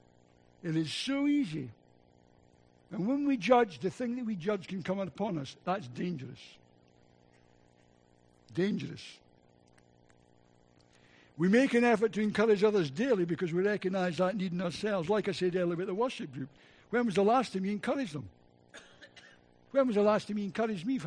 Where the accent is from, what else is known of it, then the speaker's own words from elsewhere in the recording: Scotland, United Kingdom; accent: Scottish; my Scottish accent